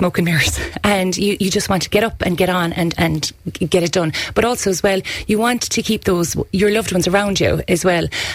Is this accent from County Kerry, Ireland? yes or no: yes; County Kerry, Ireland; here in our home county